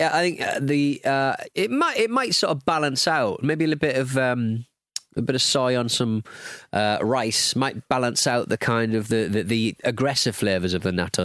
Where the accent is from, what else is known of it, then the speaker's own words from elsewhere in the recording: United Kingdom; we're British